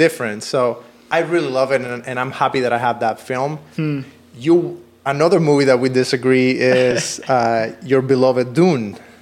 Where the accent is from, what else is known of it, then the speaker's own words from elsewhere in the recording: Cuba; now in Los Angeles, United States; I come from Cuba